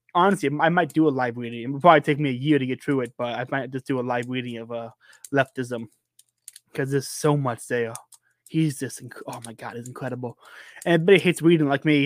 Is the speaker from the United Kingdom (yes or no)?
no; United States; Born and raised in Polk County, I've never, never lived anywhere else